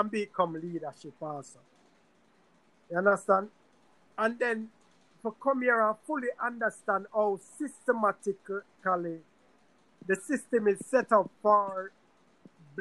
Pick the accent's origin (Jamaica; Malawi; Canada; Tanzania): Jamaica; now in United States